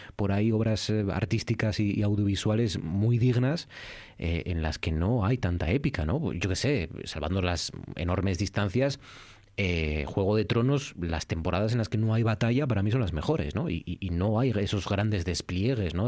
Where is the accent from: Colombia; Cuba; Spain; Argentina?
Spain; Asturias